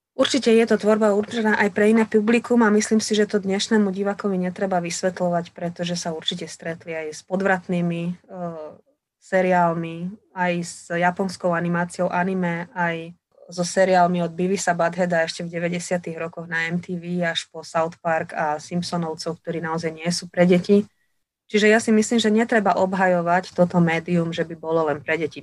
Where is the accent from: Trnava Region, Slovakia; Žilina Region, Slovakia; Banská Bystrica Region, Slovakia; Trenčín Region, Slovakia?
Trenčín Region, Slovakia; Partizánske; moved away as an adult; also born or lived in Bratislava; now in Banská Štiavnica, Slovakia; Pochádzam z Partizánskeho, kde som sa narodila a prežila som tam 18 rokov svojho života, kým som skončila gymnázium